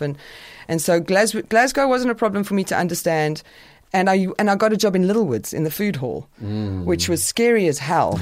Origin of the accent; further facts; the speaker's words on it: South Africa; moved away as an adult; also born or lived in United Kingdom; I was a white South African